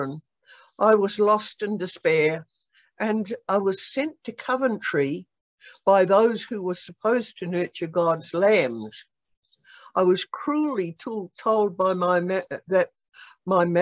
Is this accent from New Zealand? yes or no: yes; New Zealand; also born or lived in Australia / Kansas City, United States; now in United States; I was born in New Zealand way back during the war